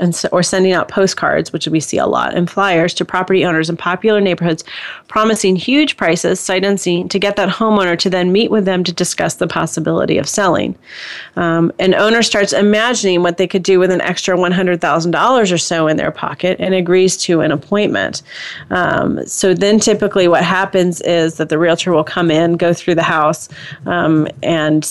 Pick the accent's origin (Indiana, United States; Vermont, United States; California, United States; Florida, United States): Indiana, United States; I'm from Indiana, so I say Pokemon